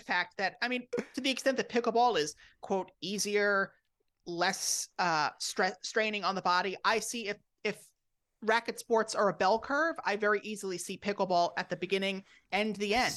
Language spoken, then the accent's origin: English; Rockville Centre, New York, United States; I grew up on Long Island in Rockville Center